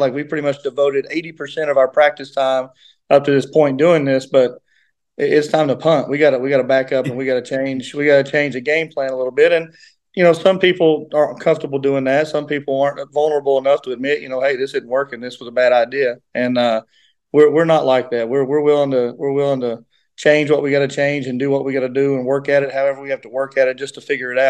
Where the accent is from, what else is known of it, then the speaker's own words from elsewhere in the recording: Grundy, Virginia, United States; moved away as an adult; now in Pikeville, United States; I'm from Grundy, Virginia